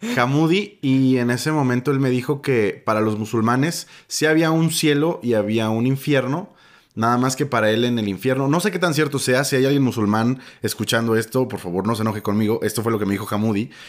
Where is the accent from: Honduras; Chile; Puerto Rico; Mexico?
Mexico; Oaxaca; moved away as an adult; yo crecí en Oaxaca como de mis 5 a mis 18